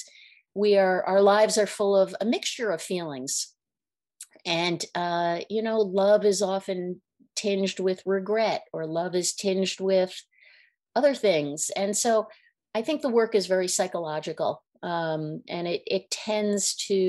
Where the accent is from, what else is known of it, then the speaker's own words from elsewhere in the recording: Philadelphia, Pennsylvania, United States; moved away; also born or lived in New York City; I grew up in Philadelphia, which is a smaller city.